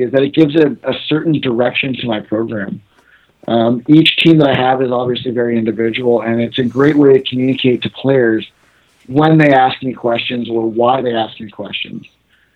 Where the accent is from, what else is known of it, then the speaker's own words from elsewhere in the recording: California, United States; now in Toronto, Canada; I'm born and raised in California, but now I live in Toronto, Ontario, Canada.